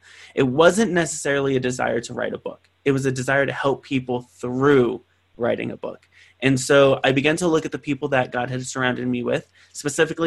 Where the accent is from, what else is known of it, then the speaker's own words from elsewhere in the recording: San Bernardino, California, United States; from San Bernardino, California, this poverty-stricken city that didn't believe he was going to do anything other than work at a McDonald's